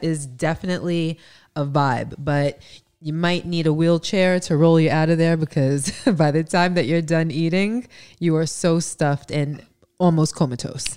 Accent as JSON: {"language": "English", "region": "New York", "country": "United States", "said": "We're from New York"}